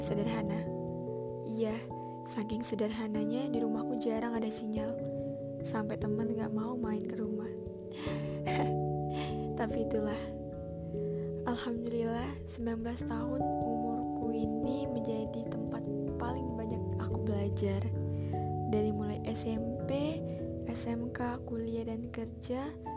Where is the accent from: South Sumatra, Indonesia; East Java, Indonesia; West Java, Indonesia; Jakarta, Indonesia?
South Sumatra, Indonesia; Palembang; also born or lived in Batam; lahir di Palembang